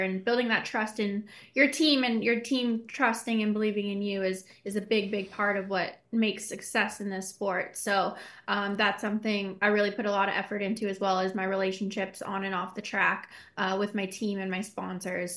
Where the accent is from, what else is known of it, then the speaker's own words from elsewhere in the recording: Canada; Being Canadian